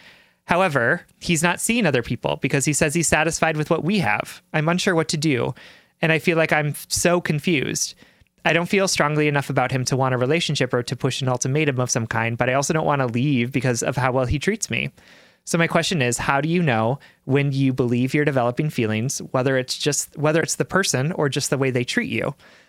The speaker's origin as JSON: {"language": "English", "region": "Deep South", "country": "United States", "tie": "born or raised there", "said": "I grew up in the Deep South in a very religious community"}